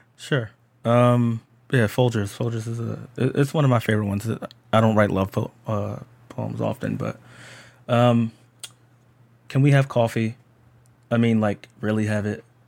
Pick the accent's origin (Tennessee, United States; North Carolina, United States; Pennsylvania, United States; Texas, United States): Pennsylvania, United States; Philadelphia; I'm just a black person from Philadelphia and that I'm American